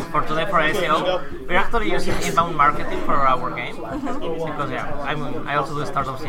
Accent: Mexico; we're from Mexico.

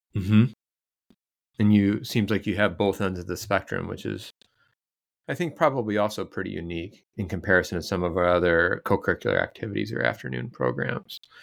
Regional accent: Iowa, United States; moved away; I'm from Iowa

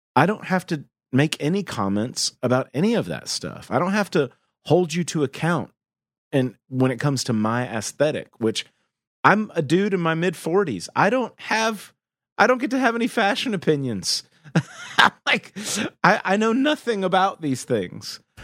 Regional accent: the Southern United States, United States; I grew up in the South in the eighties and the nineties, and the Southern United States, I should say.

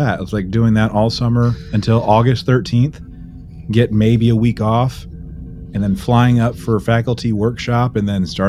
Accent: Texas, United States; So, I'm like straight up Texan. Like, I go all the way back to the founding of this great state.

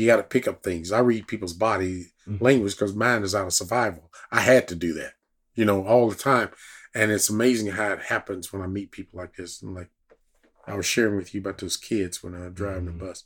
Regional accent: Lawton, Oklahoma, United States; I was from Lawton, Oklahoma

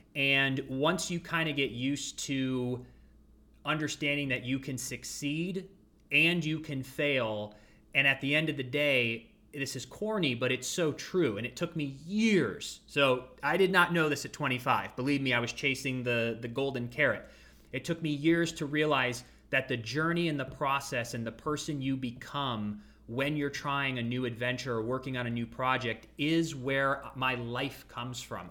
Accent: Ashtabula, Ohio, United States; moved away as an adult; also born or lived in Los Angeles, California; I grew up in Ashtabula, Ohio. So that's the northeastern part of Ohio

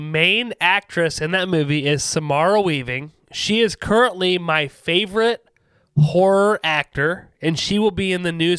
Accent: Ohio, United States; accent: Ohio accent; I'm from Ohio.

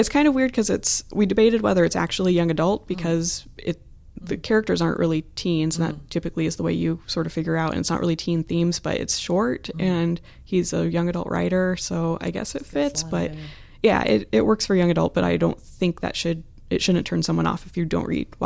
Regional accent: Columbus, Ohio, United States; which Yay. is my hometown, so

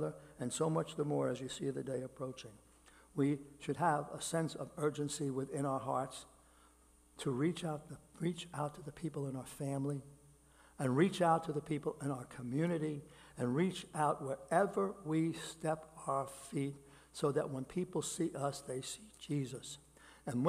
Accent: New York City, New York, United States; I grew up in Brooklyn. I grew up in neighborhoods that were filled with people in poverty

